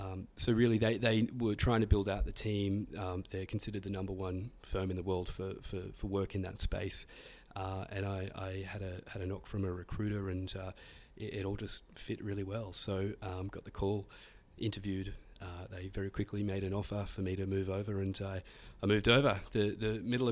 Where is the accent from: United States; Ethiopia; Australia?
Australia; Yeah, it's we're very lucky. I think, you know, Australians have an E3 opportunity to obtain an E3 visa, very specialist visa program that's only given to Australian citizens.